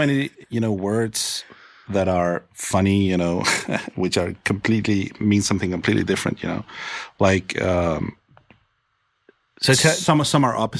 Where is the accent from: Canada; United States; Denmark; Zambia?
Denmark; English is a second language; I'm from Denmark.